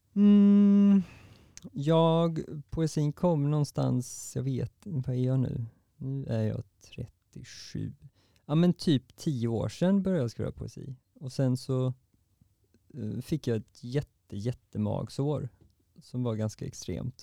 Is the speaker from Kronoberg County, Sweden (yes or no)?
no; Varberg, Halland County, Sweden; moved away; jag kom från Varberg och nu sitter jag här